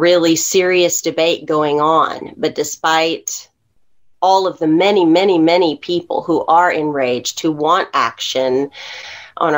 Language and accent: English; Texas, United States; as a Texan